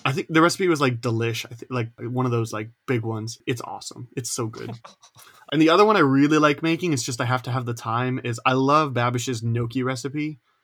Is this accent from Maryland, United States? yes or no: no; Indiana, United States; I'm also an Indiana boy